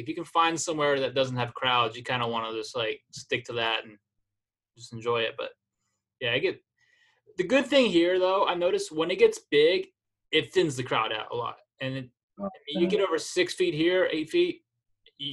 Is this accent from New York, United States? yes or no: no; Florida, United States; growing up in Florida